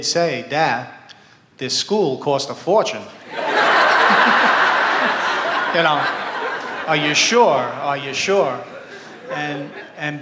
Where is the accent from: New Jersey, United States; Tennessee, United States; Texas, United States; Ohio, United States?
New Jersey, United States; we're from New Jersey.